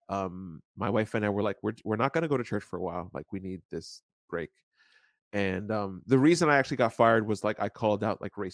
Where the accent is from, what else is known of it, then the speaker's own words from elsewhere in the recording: Dominican Republic; I was born in Dominican